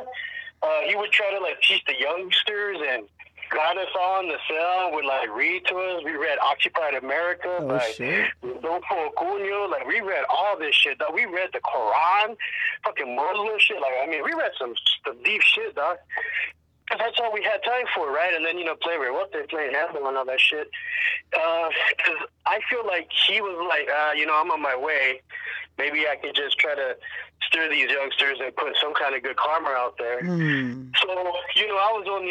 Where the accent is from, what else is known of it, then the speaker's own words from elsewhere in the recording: El Paso, Texas, United States; moved away as an adult; also born or lived in California; now in Oregon, United States; I'm from the border, Tejano, Chicano, El Paso, Texas. Grew up there back in the 70s and 80s